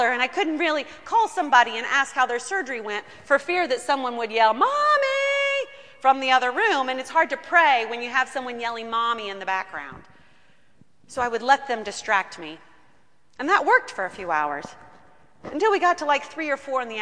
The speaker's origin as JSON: {"language": "English", "country": "United States", "said": "as American people"}